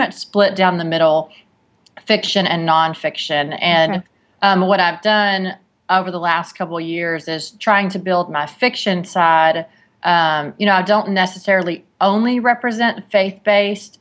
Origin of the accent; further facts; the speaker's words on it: Texas, United States; I'm from Texas